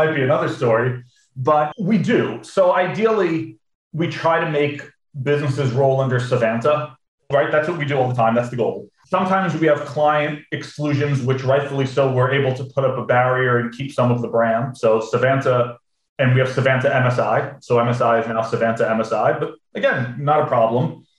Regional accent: United States; an American

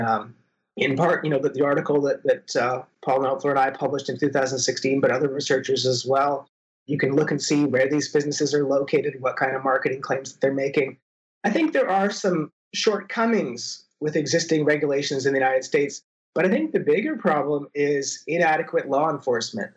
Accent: Canada; moved away as an adult; now in Minnesota, United States; I'm a Canadian citizen

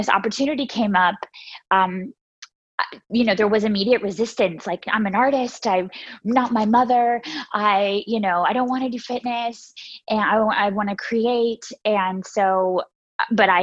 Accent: Myrtle Beach, South Carolina, United States; I grew up in Myrtle Beach, South Carolina

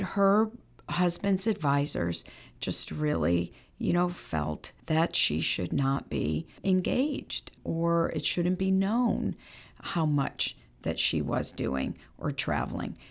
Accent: Bridgeport, Connecticut, United States; growing up in Bridgeport, Connecticut, where I'm from

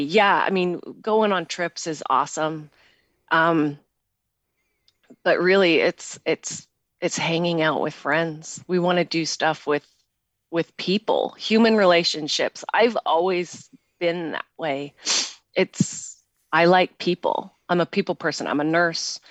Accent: Pocatello, Idaho, United States; moved away as an adult; also born or lived in San Francisco, California / Salt Lake City, Utah; now in Utah, United States; I'm originally from Pocatello, Idaho

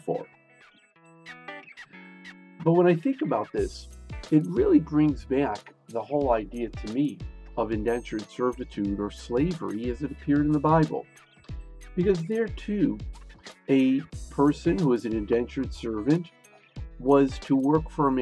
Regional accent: Chicago, Illinois, United States; I grew up in Chicago

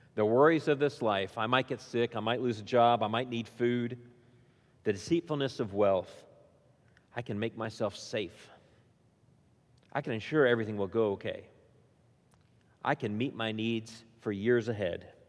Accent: Indiana, United States; now in Williamson County, United States; I grew up in Indiana

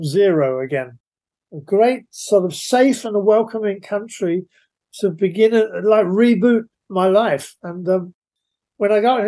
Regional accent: London, United Kingdom; I'm a Londoner, so I've grown up

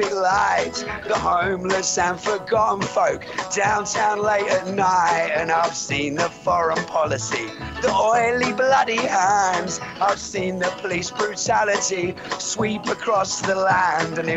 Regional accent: East of England, United Kingdom; He can't quite place my accent and he asks asks me where I'm from. Like many before, he thinks that I'm Australian. I tell him I'm from England, from Essex to be precise.

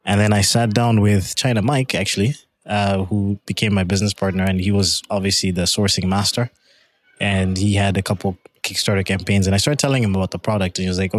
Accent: Canada; They went back for a bit and then ended up in Canada. So I identify with being Canadian.

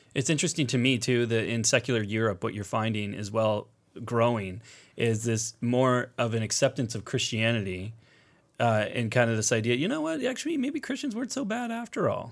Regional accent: United States; as an American

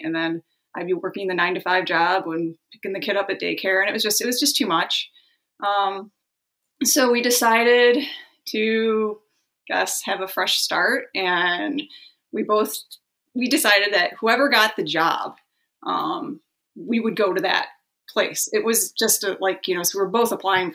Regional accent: Detroit, Michigan, United States; moved away as an adult; also born or lived in Rutland County, Vermont; now in Northern New York, United States; I'm from the Detroit, Michigan area, Southeast Michigan, is where both my husband and I are both from

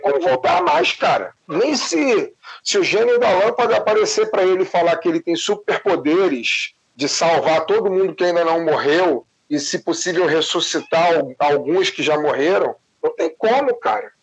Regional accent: Brazil; nós, enquanto brasileiros

